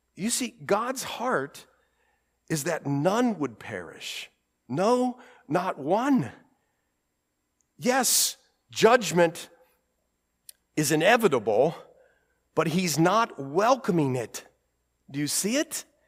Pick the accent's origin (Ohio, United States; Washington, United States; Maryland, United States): Ohio, United States; accent: Ohio; My Ohio accent